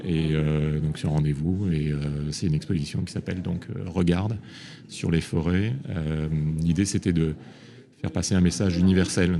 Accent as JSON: {"language": "French", "country": "Réunion", "tie": "born or raised there", "said": "je suis né à La Réunion"}